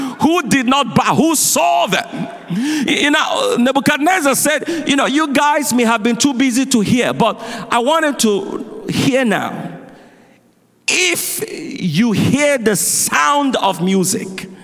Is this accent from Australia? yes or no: no; Nigeria; now in United States; I grew up in Nigeria